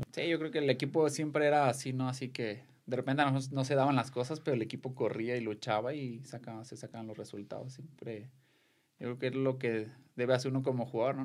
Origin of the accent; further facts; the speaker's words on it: Delicias, Chihuahua, Mexico; also born or lived in Guadalajara; now in Tepatitlán, Mexico; yo soy de, de Delicia, Chihuahua